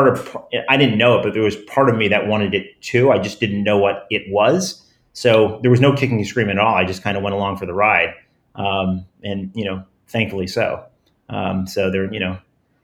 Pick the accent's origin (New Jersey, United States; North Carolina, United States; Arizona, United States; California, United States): New Jersey, United States; I grew up in New Jersey, very middle class